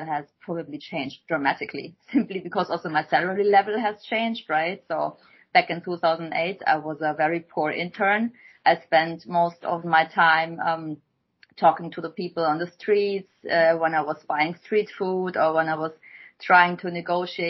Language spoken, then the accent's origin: English; Germany; moved away as an adult; also born or lived in Shanghai, China; I came from Germany or from pretty much also this village lifestyle